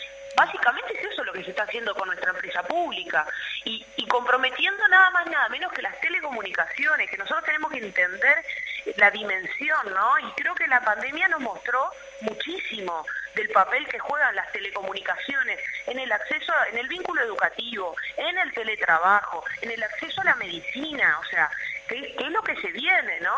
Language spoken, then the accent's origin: Spanish; Uruguay; construimos como, como pueblo uruguayo